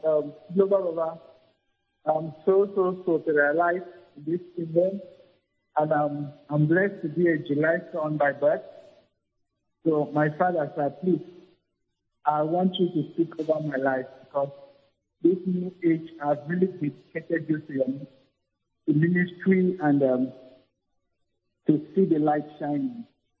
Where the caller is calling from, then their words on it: Cyprus; from Cyprus.